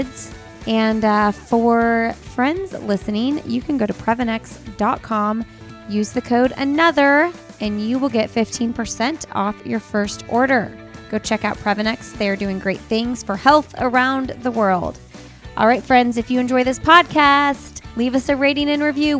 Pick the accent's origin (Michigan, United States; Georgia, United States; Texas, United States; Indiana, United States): Indiana, United States; Bloomington; moved away as an adult; now in Raleigh, United States; I grew up in Bloomington, went to IU. Then I lived in Indianapolis like my entire adult life until this past summer